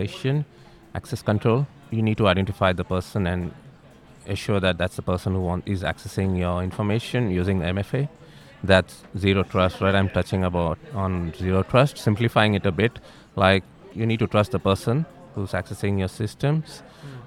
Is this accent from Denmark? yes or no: no; India; moved away as an adult; also born or lived in Dubai; now in Australia; I'm from India originally. I moved over to Australia in 2011. Prior to that, I was in Dubai for almost 8 years